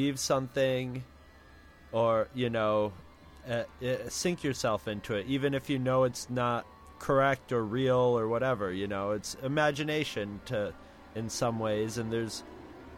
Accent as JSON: {"language": "English", "town": "Carthage", "region": "New York", "country": "United States", "said": "I came from Carthage, New York"}